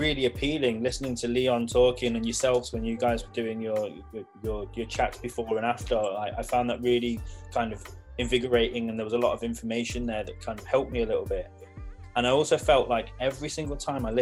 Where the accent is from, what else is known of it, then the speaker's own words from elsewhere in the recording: Leicester, East Midlands, United Kingdom; I'm originally from Leicester